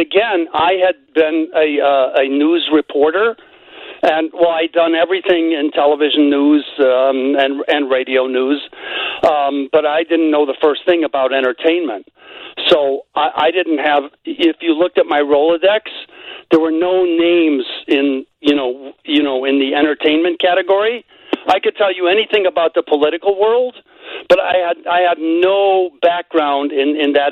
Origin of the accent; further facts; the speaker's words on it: Chicago, Illinois, United States; moved away as an adult; I grew up in Chicago.